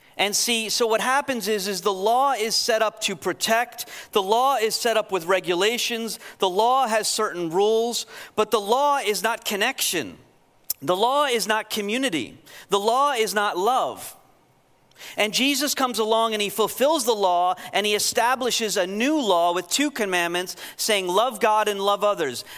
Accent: New York, United States; I'm from New York

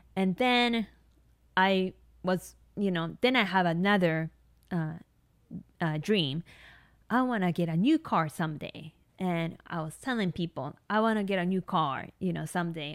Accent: Tokyo, Japan; English is a second language; moved away as an adult; also born or lived in Hawaii; I grew up in Tokyo, so my family didn't have a car

